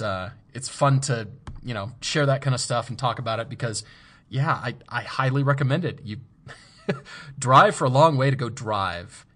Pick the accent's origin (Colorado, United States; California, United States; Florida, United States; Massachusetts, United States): Colorado, United States; Fort Collins; moved away; I grew up in Fort Collins